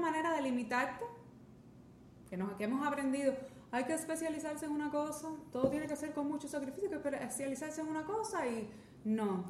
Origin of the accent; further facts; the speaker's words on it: Cuba; nosotros, nosotros pensando como, como cubanos o como hispanohablantes